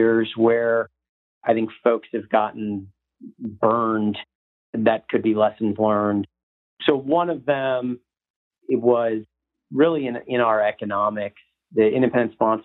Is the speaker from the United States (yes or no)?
yes; Northeast, United States; moved away as an adult; also born or lived in New York / Boston; now in Dallas, United States; I'm originally from the Northeast